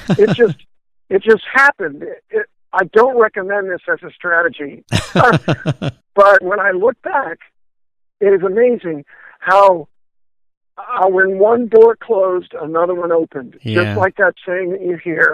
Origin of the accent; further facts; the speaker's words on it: Florida, United States; I was from Florida